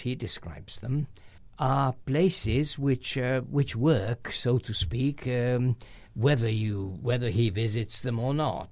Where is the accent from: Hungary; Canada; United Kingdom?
Hungary; in current Hungarian, we say celeb